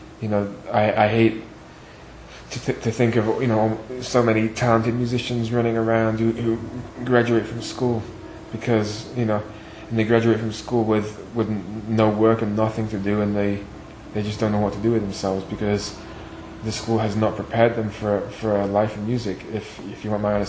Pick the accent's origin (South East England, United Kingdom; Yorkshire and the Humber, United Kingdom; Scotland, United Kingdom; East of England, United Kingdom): Yorkshire and the Humber, United Kingdom; Doncaster; moved away as an adult; also born or lived in Manchester; now in New York, United States; I grew up in a town in northern England called Doncaster, which is my hometown, you know, where I was born